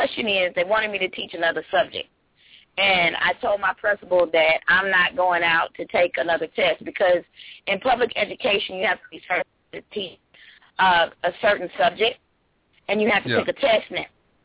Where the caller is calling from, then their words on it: Georgia, United States; I'm calling from Georgia.